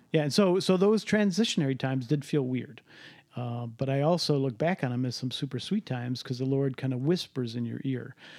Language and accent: English; Cleveland, Ohio, United States; I grew up in Cleveland